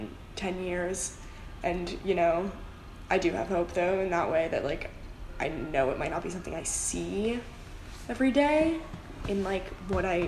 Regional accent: Seattle, Washington, United States; moved away as an adult; also born or lived in Colorado Springs, Colorado; me being from Seattle

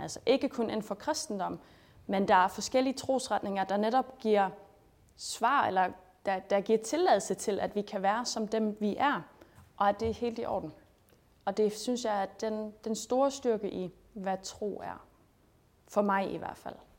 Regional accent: Schleswig-Holstein, Germany; moved away as an adult; also born or lived in Denmark; jeg er født og opvokset i Sydslesvig

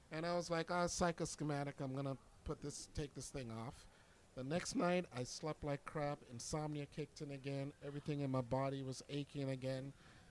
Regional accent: Jamaica; now in Pittsburgh, United States; I'm originally from Jamaica

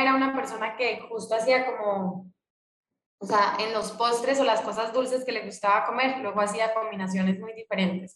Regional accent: Colombia; now in Mexico; cuando nos vinimos de Colombia a México

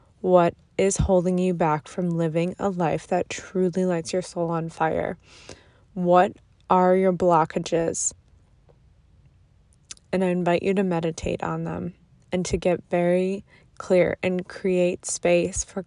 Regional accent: Buffalo, New York, United States; moved away; we are both from Buffalo

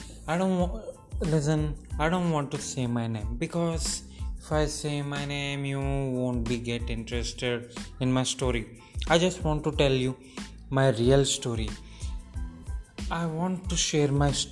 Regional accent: Nandikotkur, Andhra Pradesh, India; I was born in Nandikotkur, Kurnool district, Andhra

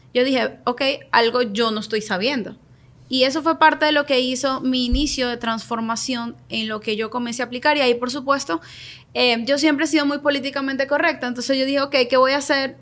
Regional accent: Venezuela; moved away as an adult; yo soy venezolana, llegué a este país hace cinco años, seis años

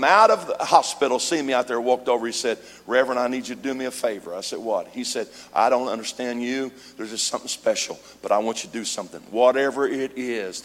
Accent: Missouri, United States; now in California, United States; I grew up in Missouri

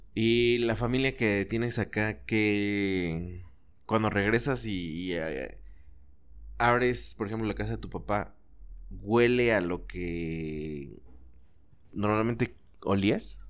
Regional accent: Chalco, State of Mexico, Mexico; born or raised there; moved away; also born or lived in Zapopan / Guadalajara

